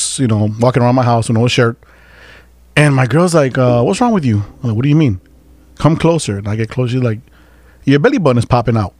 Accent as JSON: {"language": "English", "town": "Chicago", "region": "Illinois", "country": "United States", "tie": "born or raised there", "said": "I was born and raised in Uptown."}